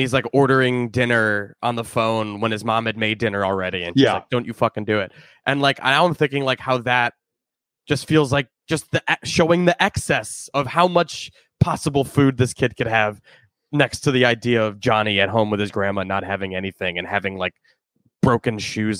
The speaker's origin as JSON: {"language": "English", "town": "Skokie", "region": "Illinois", "country": "United States", "tie": "born or raised there", "moved": "yes", "said": "my hometown. No offense to Skokie and Chicago and my family."}